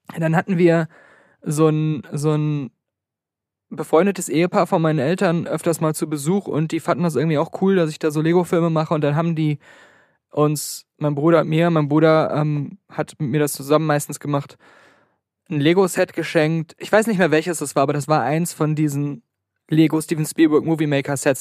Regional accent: Germany; ich komme aus Deutschland.

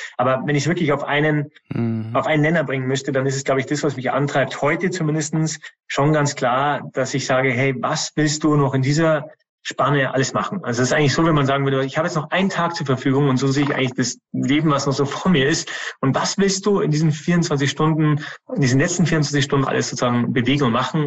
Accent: Germany

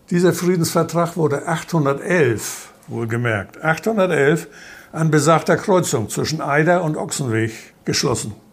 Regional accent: Schleswig-Holstein, Germany; In Dithmarschen, wo ich herkomme, nennt man das Dithmarscher bunte Reihe.

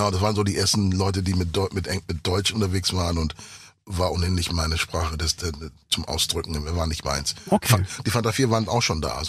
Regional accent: Ghana; first language English; German is a second language; Also ich bin in Ghana aufgewachsen mit, mit Englisch. Ich war auf der internationalen

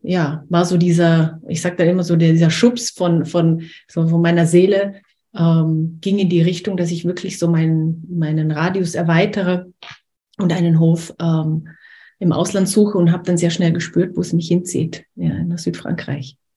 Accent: Liechtenstein; also born or lived in Austria; now in France; ich bin in Österreich geboren, in Liechtenstein aufgewachsen

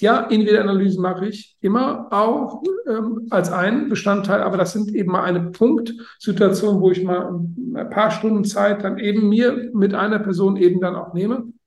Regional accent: Germany; ich äh, bin Deutscher

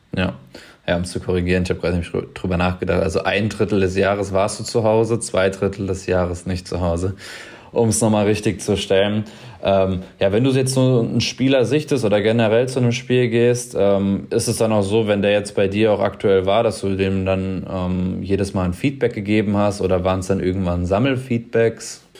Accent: Mainz, Rhineland-Palatinate, Germany; hier aus meiner Heimat, aus Mainz

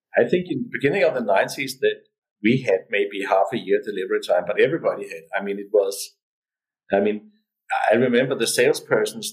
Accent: Denmark

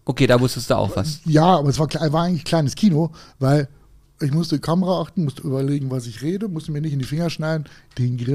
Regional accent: Thuringia, Germany; Und ähm, bin da als Thüringer, habe ich eigentlich gedacht, ich kann grillen.

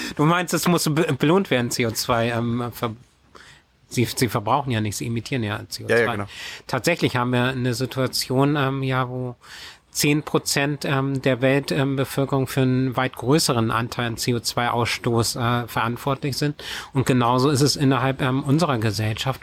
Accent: Schleswig-Holstein, Germany; also born or lived in Kiel; bei uns in Schleswig-Holstein, die Gemeinde Sprakebüll

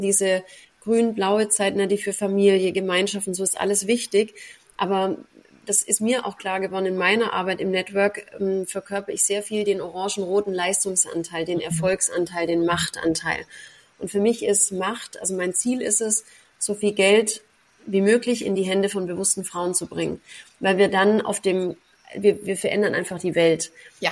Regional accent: Braunenhardt near Ellwangen, Swabia, Baden-Württemberg, Germany; moved away as an adult; now in Dubai, United Arab Emirates; ich komme aus Braune Hart, äh, bei Ellwangen, das kennt wahrscheinlich niemand, im, im Schwabenland

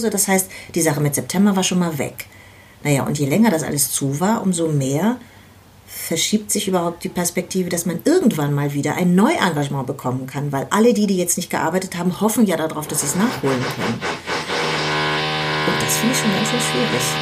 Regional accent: Berlin, Germany; Und ja, damit geht man ins Bett als Berliner Kind.

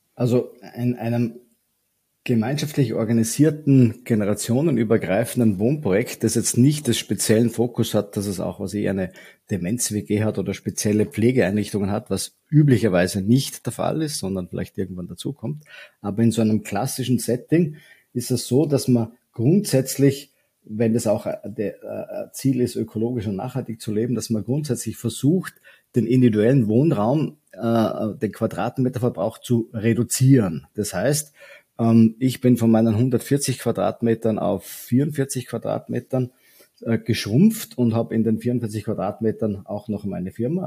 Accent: Vorarlberg, Austria; moved away as an adult; now in Vienna, Austria; Ich bin ursprünglich auch äh, Vorarlberger, komme aus dem wilden Westen Österreichs und lebe aber schon mein halbes Leben mittlerweile in Wien

